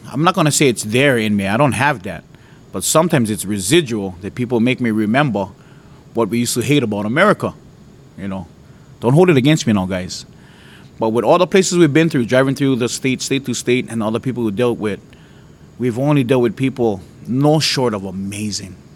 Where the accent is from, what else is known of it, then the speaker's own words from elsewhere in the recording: Hawaii, United States; when you're born and raised in Hawaii, there's this hatred you you kind of almost inherit